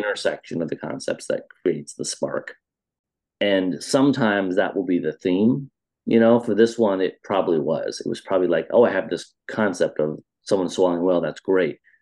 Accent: Iowa, United States; now in Chicago, United States; I was a little kid growing up in Iowa, in the center of the America

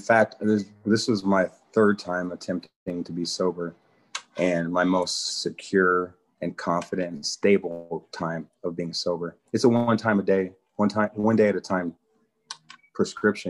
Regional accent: Des Moines, Iowa, United States; also born or lived in California; I grew up in Des Moines.

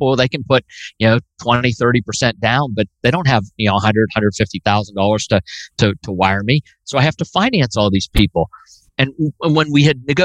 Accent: Slippery Rock, Pennsylvania, United States; accent: Pittsburgh; moved away as an adult; now in West Virginia, United States; I grew up about an hour north of Pittsburgh

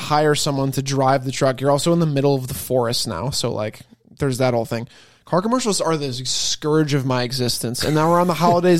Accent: United States; also born or lived in Rochester; as an American

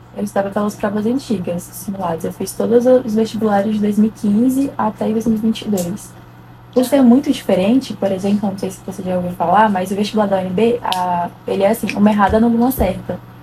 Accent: Brasília, Federal District, Brazil; tenho 19 anos, sou de Brasília

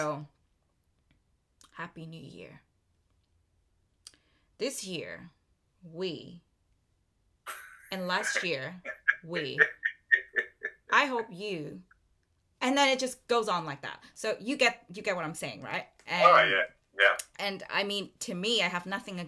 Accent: Vietnam; now in Melbourne, Australia; Vietnam, my home country

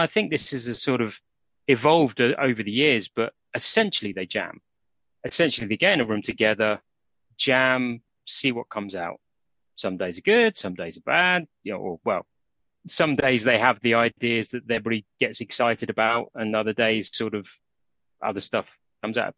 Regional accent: Aston Clinton, South East England, United Kingdom; also born or lived in London; now in Aylesbury, United Kingdom; we moved up from London to a village called Aston Clinton

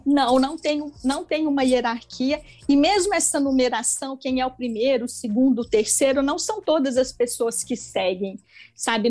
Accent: Itaúna, Minas Gerais, Brazil; Eu sou mineira de Itaúna, que é uma cidadezinha de 80 mil habitantes, fica próximo a Belo Horizonte

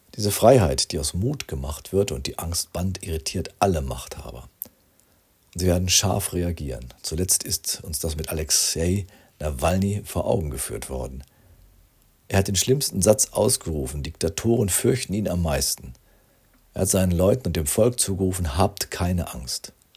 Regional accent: Rinteln, Lower Saxony, Germany; Ich wohnte damals als Schüler in meinem Heimatort Rinteln in diesem viertältesten Fachwerkhaus Niedersachsens

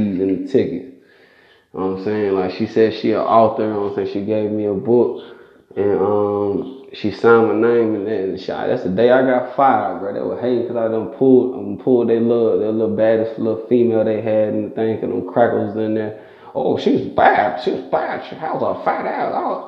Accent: Stone Mountain, Georgia, United States; I'm from Stone Mountain

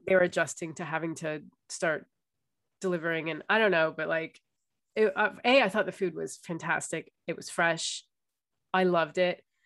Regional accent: United States; moved away; it's with being American

